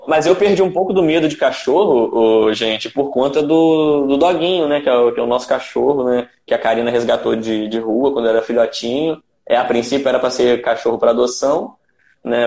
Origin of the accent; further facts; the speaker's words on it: Campos dos Goytacazes, Rio de Janeiro, Brazil; eu sou de Campos dos Goitacazes, né, Rio de Janeiro